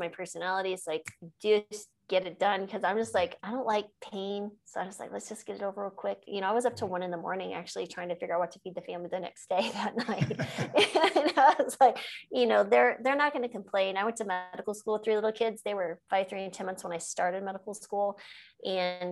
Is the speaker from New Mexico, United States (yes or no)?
yes; New Mexico, United States; I grew up in New Mexico